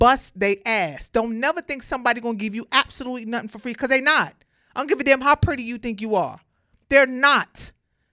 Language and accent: English; New York City, New York, United States; I'm from Brooklyn. I grew up in the projects